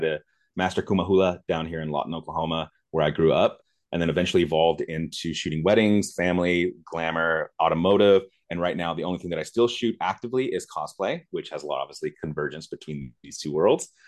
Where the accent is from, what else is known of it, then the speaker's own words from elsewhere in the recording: Germany; I grew up in West Germany when the wall was still up and it was actually called West Germany.